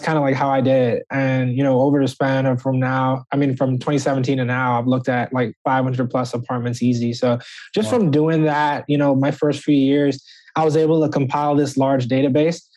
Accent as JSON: {"language": "English", "town": "Nassau", "region": "New Providence", "country": "Bahamas", "tie": "born or raised there", "also_born_or_lived": "Birmingham, Alabama", "moved": "as an adult", "lives_now": "United States", "said": "originally I'm from Nassau, Bahamas"}